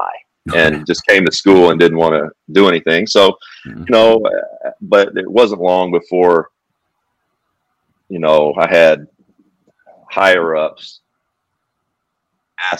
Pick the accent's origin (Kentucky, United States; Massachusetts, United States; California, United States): Kentucky, United States; it's my home state.